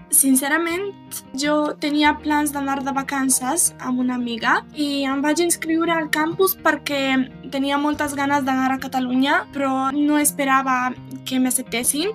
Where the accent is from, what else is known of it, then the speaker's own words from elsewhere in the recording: Serbia; Catalan is a second language; moved away as an adult; now in Belgrade, Serbia; sóc de Kusieric, un poble a l'oest de Sèrbia